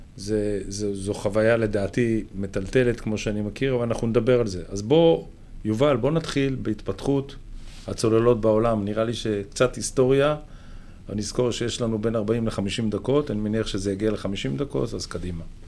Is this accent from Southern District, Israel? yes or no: no; Haifa, Haifa District, Israel; גדלנו יחד בחיפה